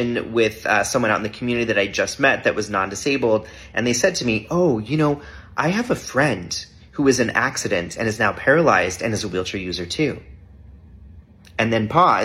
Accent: United States; also born or lived in Salt Lake City, Utah; now in Toronto, Canada; I'm originally from the United States.

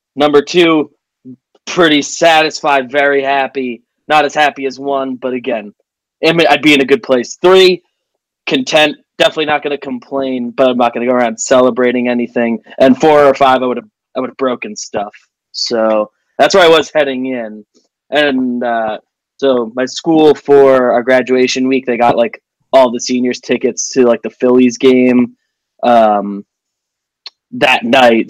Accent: Northeast New Jersey, United States; Northeast New Jersey is the the easiest way to describe. I'm like ten minutes from the George Washington Bridge outside Manhattan and stuff

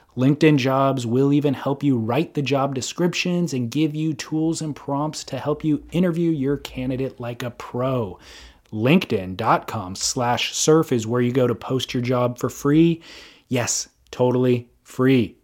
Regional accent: Southern California, United States; I'm from Southern California, so, like, I grew up listening to K-Rock

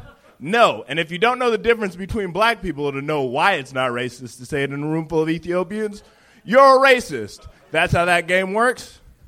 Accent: Palos Verdes, California, United States; I grew up in the burbs. I grew up in Palos Verde

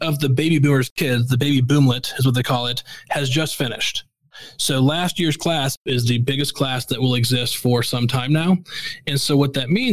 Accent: Missouri, United States; I grew up in Missouri

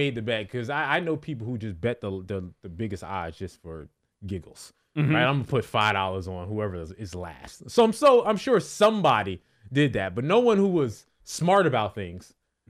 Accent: New Jersey, United States; Listen, I'm from North Jersey, so obviously I'm from the 10 minutes outside of Manhattan.

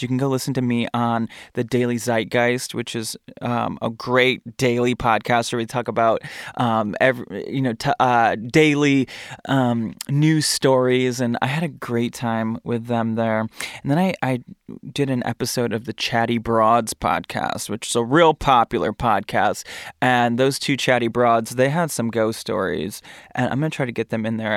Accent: Michigan, United States; I'm from Michigan.

